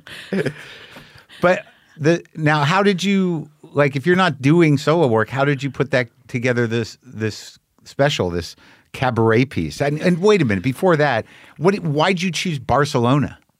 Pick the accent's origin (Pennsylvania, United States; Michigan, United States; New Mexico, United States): New Mexico, United States; Albuquerque; I grew up in New Mexico. People were, my people are from Jersey.